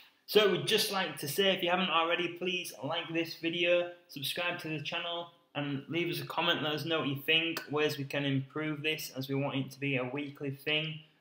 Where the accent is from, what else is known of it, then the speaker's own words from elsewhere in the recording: United Kingdom; as we are from the UK.